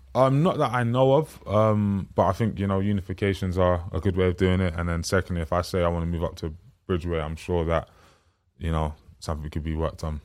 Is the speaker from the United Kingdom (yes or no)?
yes; London, United Kingdom; the area that I'm, um, from and grew up